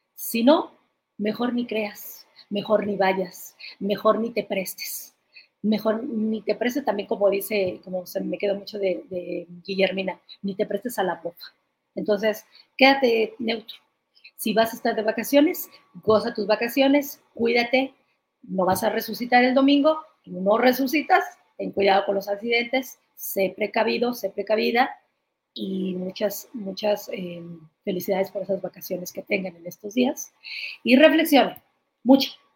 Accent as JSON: {"language": "Spanish", "region": "Mexico City", "country": "Mexico", "said": "yo soy de allá"}